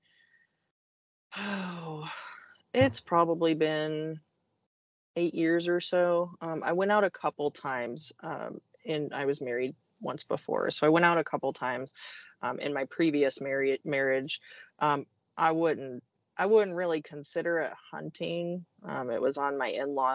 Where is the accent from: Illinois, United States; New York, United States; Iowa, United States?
Iowa, United States; moved away; I grew up in Iowa, so I grew up around agriculture